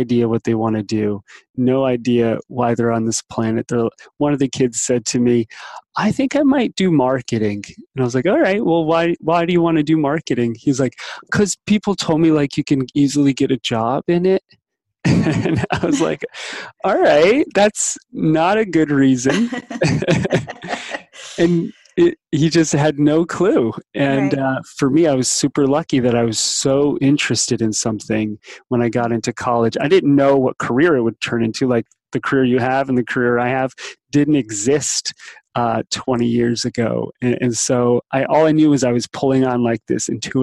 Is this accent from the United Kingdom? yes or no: no; New Jersey, United States; I grew up in New Jersey on the East Coast outside of New York City.